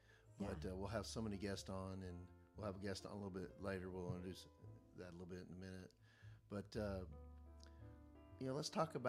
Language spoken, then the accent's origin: English; Kentucky, United States; You know, I grew up in Kentucky.